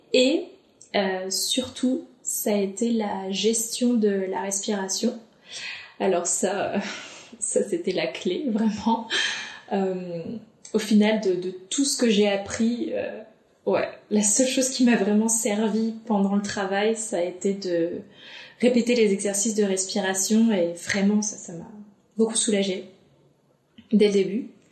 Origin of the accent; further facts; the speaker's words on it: Dunkirk, Hauts-de-France, France; now in Lyon, France; je suis originaire de Dunkerque, du nord de la France, mais je vis actuellement sur Lyon